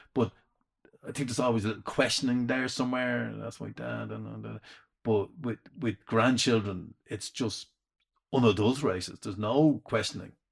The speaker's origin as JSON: {"language": "English", "town": "Dublin", "region": "Leinster", "country": "Ireland", "tie": "born or raised there", "accent": "Dublin", "said": "I was the only one with Dublin accent"}